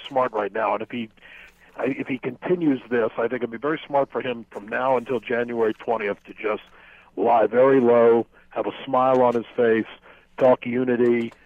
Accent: United States; as an American

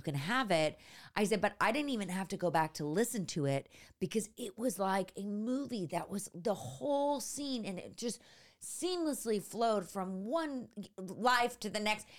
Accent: San Francisco, California, United States; moved away; also born or lived in Los Angeles / New York; I grew up in San Francisco, but, uh, in the, the suburbs

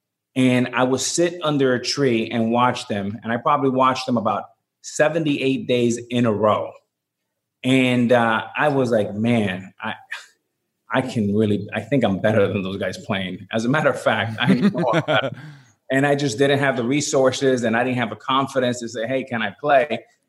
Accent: Miami, Florida, United States; And being growing up in Miami, we had three teams we would follow just by the nature of cable television.

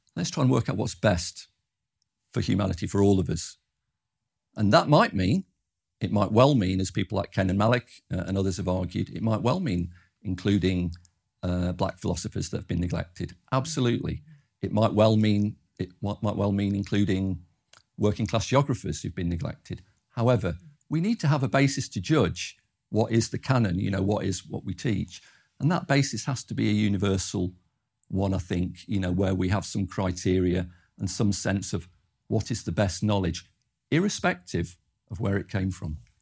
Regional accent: Derby, East Midlands, United Kingdom; moved away as an adult; also born or lived in Birmingham; now in Canterbury, United Kingdom; I'm from Derby in the East Midlands originally

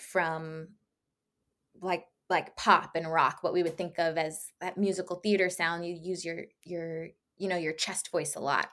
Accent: around D.C., Maryland, United States; now in Los Angeles, United States; I was born and raised in Maryland, around, uh, around D C, so I'm used to crisp falls and snow

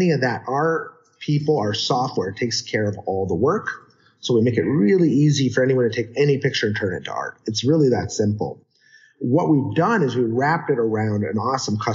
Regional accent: Canada; I'm Canadian

